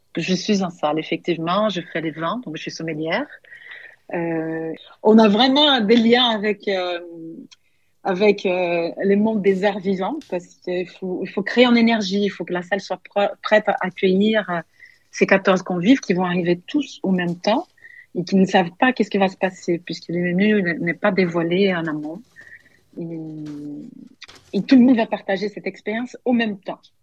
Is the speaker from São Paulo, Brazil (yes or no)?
yes; São Paulo, Brazil; French is a second language; also born or lived in Paris, France; now in Vailhan, France; Moi, j'ai toujours vécu dans des très grandes villes. Je viens de Saint-Paul, Paulo, 22 millions d'habitants.